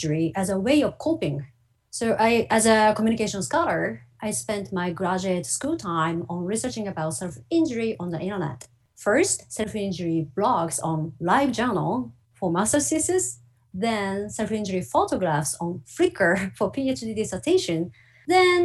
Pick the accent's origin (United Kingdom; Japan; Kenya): Japan; Tokyo; moved away as an adult; now in Toronto, Canada; I grew up in Tokyo, Japan, and moved to Canada to do graduate study.